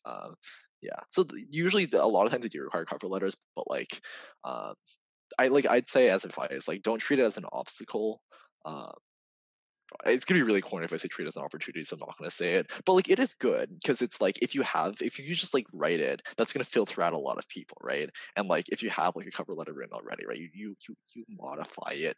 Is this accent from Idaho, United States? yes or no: no; California, United States; now in New York, United States; I'm from California